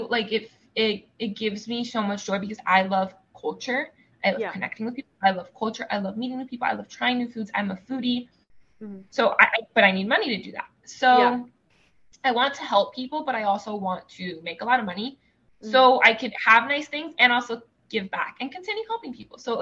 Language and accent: English; United States; first language Spanish; English is a second language; I'm not an immigrant. I was born here. I'm a first generation American. Spanish is my first language. So not a native English speaker